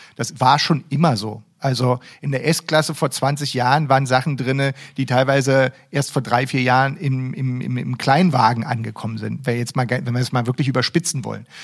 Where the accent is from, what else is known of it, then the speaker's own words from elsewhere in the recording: Berlin, Germany; ich als Berliner